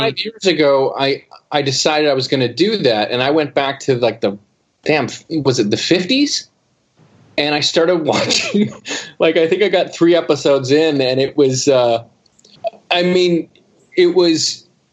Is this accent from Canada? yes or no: yes; Canada; as a Canadian